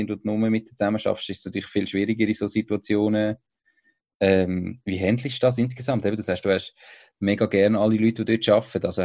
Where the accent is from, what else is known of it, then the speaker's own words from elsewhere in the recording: Switzerland; Das ist äh, so als, als Schweizer manchmal